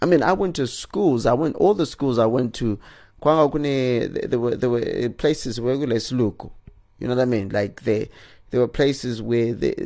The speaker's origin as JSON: {"language": "English", "country": "Zimbabwe", "said": "we're revealed to be Zimbabweans"}